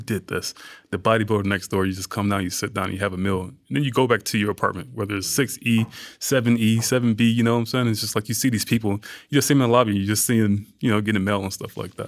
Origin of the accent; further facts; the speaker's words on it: Atlanta, Georgia, United States; moved away; also born or lived in New York; growing up in Georgia, growing up in Atlanta, and, like, being from that environment